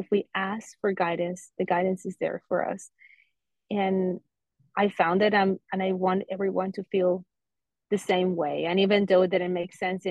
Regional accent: Colombia; now in Fort Lauderdale, United States; I'm originally from Colombia, and I'm currently living in South Florida, in Fort Lauderdale.

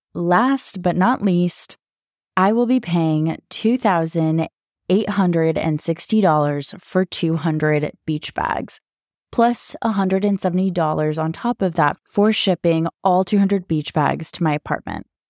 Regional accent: United States; moved away as an adult; now in Dubai, United Arab Emirates; I'm American, but currently living in Dubai

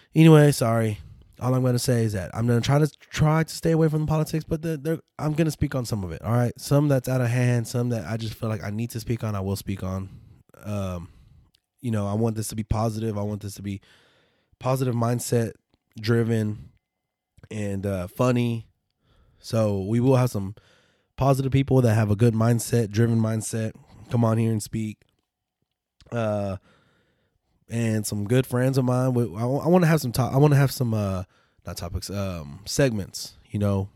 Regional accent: West Texas, United States; we're from Texas, so West Texas

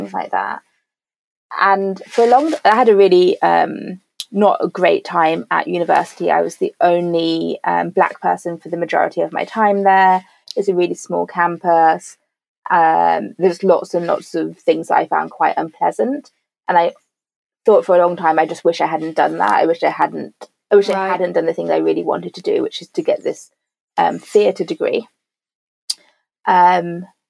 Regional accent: Birmingham, West Midlands, United Kingdom; first language English; moved away as an adult; also born or lived in Paris; I grew up in Birmingham

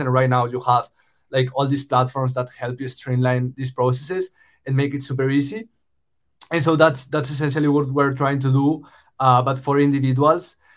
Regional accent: Spain; moved away as an adult; also born or lived in Los Angeles, United States; I moved from Spain, uh, where I'm originally from, uh, to the US to study at USC

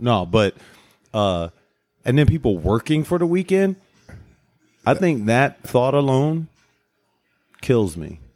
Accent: Cleveland Heights, Ohio, United States; I went to Cleveland Heights

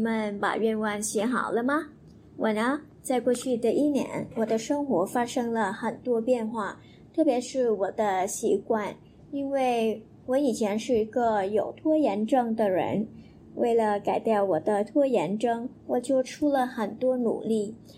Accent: Vietnam; Chinese is a second language; 我是越南人来的。

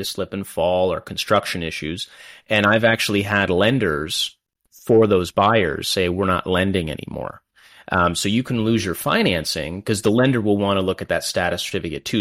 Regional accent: London, Ontario, Canada; also born or lived in Kingston, Ontario; I grew up in London, born and raised here

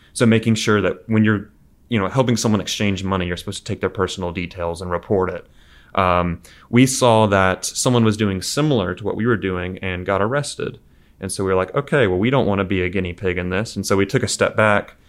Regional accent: Mobile, Alabama, United States; From Mobile, Alabama originally

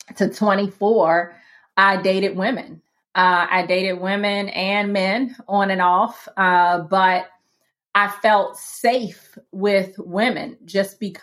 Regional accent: Washington, District of Columbia, United States; But I grew up in Washington, D.C., didn't grow up in a Christian home.

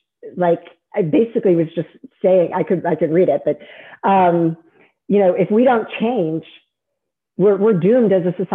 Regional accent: Virginia, United States; born there; also born or lived in Maryland / District of Columbia, United States; I love Virginia. I was born in Virginia, I moved from D.C.

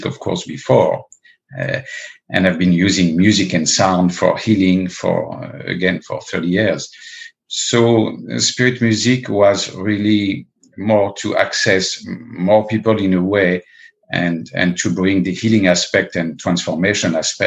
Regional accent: Paris, Île-de-France, France; also born or lived in the Alps; I was originally born and raised in Paris

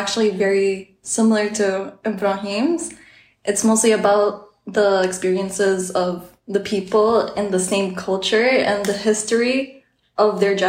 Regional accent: Oman; I live in Oman, I've basically lived in this country my whole life

